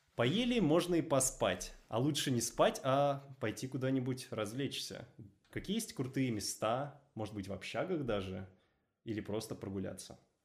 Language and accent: Russian; Moscow, Russia; Я москвич.